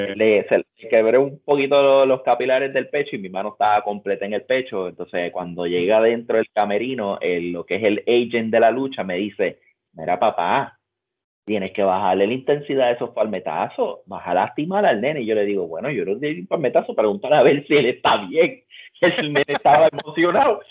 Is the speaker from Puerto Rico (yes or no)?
yes; Puerto Rico; moved away as an adult; also born or lived in Utah, United States; now in United States; En Puerto Rico nos enseñan a pararnos de esta manera.